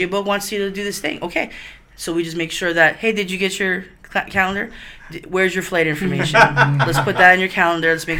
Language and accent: English; Hawaii, United States; we're from here. We're from Hawaii